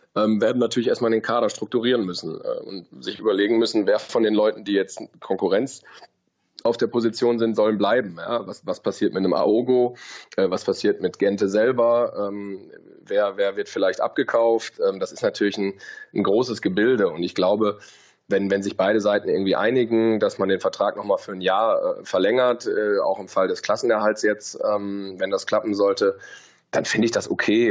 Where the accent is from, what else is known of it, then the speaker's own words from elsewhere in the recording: Bielefeld, North Rhine-Westphalia, Germany; moved away; bin gebürtiger Bielefelder